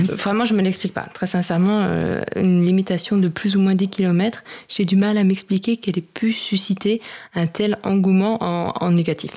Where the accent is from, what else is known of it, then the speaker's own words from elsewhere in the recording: Besançon, Bourgogne-Franche-Comté, France; also born or lived in Lyon / Mali / Mexico / Argentina; now in Paris, France; Je suis de Besançon à l'origine